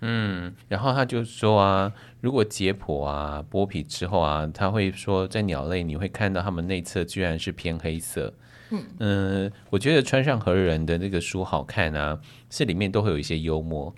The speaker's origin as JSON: {"language": "Chinese", "country": "Taiwan", "said": "就日本人的白跟我们台湾人白是不一样的"}